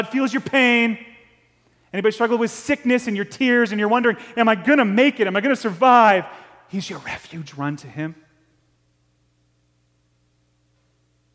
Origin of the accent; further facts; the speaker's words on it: Ticonderoga, New York, United States; And we grew up hunting over in Ticonderoga, New York, on the top of Route 74, a little town called Chilson